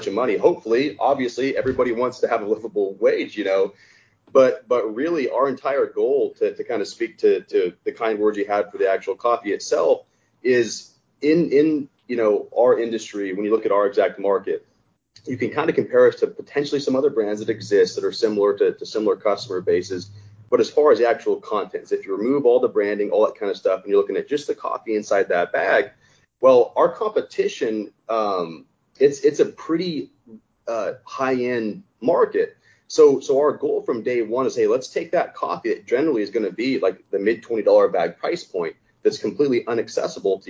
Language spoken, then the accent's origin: English; the West, United States; I'm from the West, born and raised.